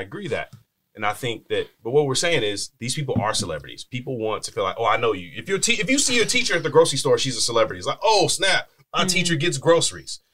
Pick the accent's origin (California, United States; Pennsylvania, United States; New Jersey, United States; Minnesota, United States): California, United States; Bakersfield; I'm from Bakersfield. It's a small minded place.